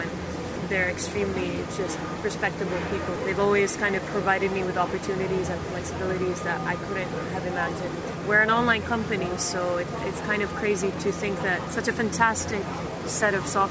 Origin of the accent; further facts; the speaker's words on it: Jordan; moved away; I am from Jordan.